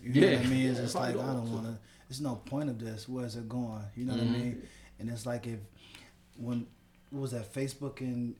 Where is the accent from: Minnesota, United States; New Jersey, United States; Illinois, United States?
Illinois, United States; Chicago; I'm from Chicago.